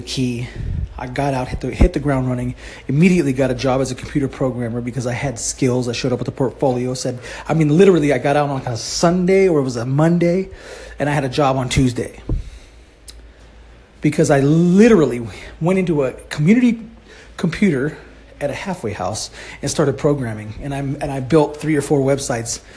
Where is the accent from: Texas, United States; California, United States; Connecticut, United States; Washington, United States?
California, United States; I am from California